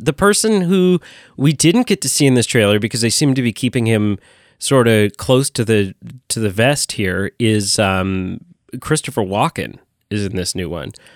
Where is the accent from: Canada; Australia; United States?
Canada; as a Canadian